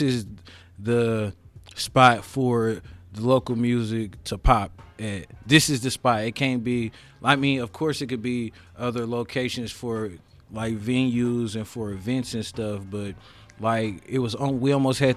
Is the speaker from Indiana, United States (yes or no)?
yes; Indianapolis, Indiana, United States